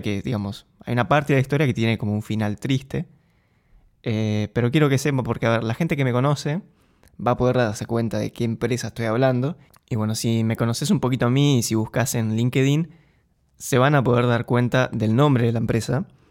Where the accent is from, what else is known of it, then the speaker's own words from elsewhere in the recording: Argentina; moved away as an adult; now in Eindhoven, Netherlands; Yo soy argentino, viví en Argentina.